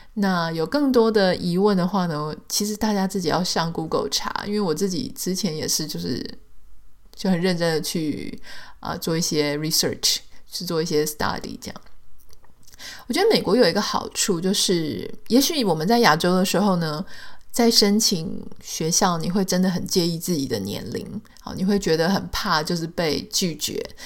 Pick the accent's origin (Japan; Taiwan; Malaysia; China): Taiwan; moved away as an adult; now in United States; 比方说在台湾，我有我的出生地，我有我的学校，我有我的同学，我有我的朋友，我的工作的轨迹，我的各种身份就是在里面